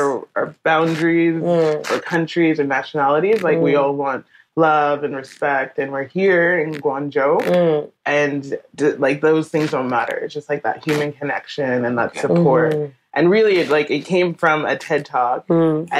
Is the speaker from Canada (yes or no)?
yes; Canada; and also just being Canadian and appreciating diversity and that collective mentality